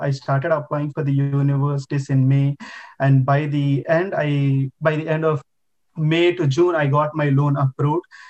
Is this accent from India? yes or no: yes; India; moved away as an adult; now in Quebec, Canada; I've done my bachelor's degree in my home country, India